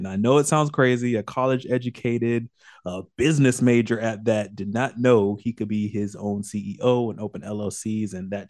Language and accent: English; Orlando, Florida, United States; I'm born and raised in Orlando, so that was my number one.